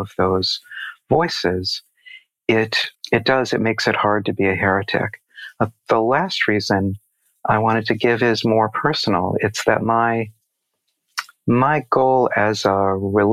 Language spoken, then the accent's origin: English; United States; I'm an American Jew